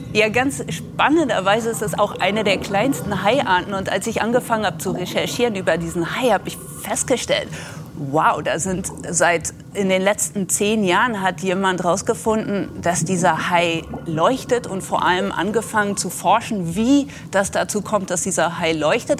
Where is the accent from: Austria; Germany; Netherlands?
Netherlands; moved away; ich bin selber an der Nordsee aufgewachsen, am Wattenmeer in den Niederlanden